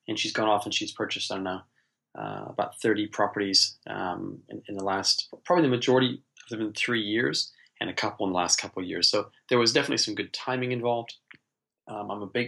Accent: United States; now in New Zealand; I'm American originally. I've been living here in New Zealand, in the most beautiful country, best country in the world, for the last, 33 years

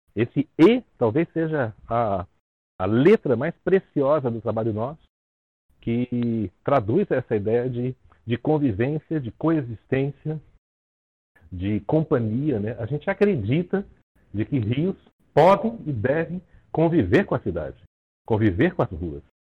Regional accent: Rio de Janeiro, Brazil; now in São Paulo, Brazil; Eu sou do Rio de Janeiro, mas tenho em São Paulo há muitos anos.

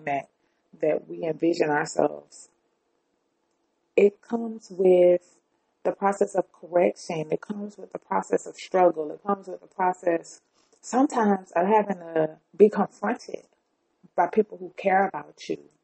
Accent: the South, United States; I am black and I'm from the South

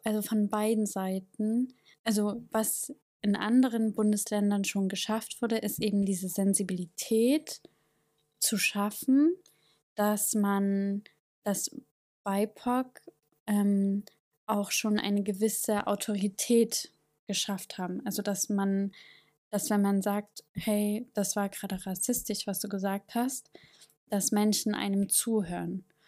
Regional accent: East Germany, Germany; accent: East German; meinen ostdeutschen Akzent

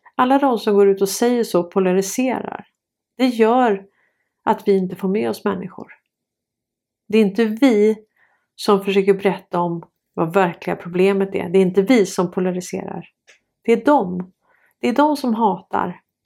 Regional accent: Sweden; Vi är svenskar

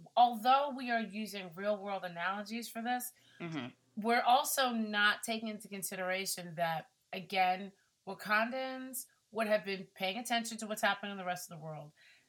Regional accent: Brooklyn, New York, United States; No, I'm from Brooklyn.

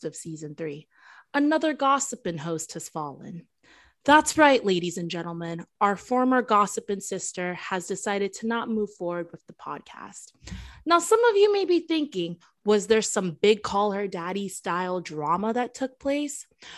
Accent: Florida, United States; also born or lived in Milwaukee, Wisconsin; I was born there. I would still say I'm from Florida.

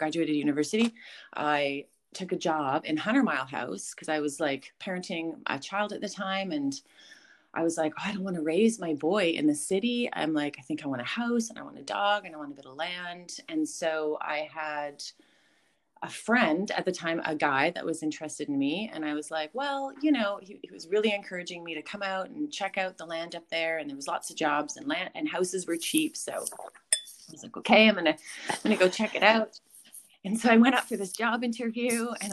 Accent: Sunshine Coast, British Columbia, Canada; I grew up here on the Sunshine Coast, so I lived in West Seashell at the time.

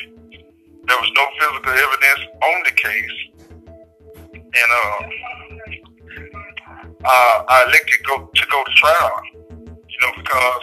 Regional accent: Tyler, Texas, United States; I'm from Tyler, Texas

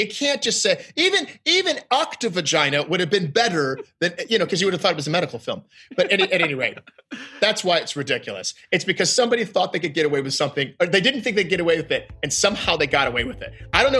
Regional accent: Midwest, United States; And I go, no, I am from the Midwest. I have never heard these jokes.

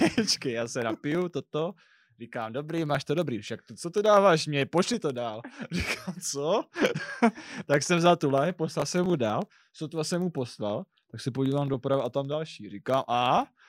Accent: Brno, South Moravian Region, Czechia; já jsem Brňák.

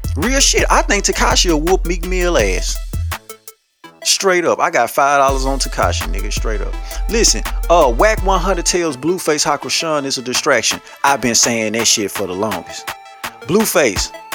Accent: Louisiana, United States; I'm from Louisiana.

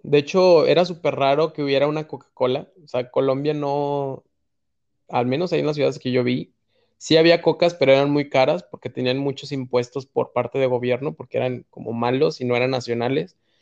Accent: Mexico; nos recibieron a cuatro mexicanos. Era cuatro mexicanos

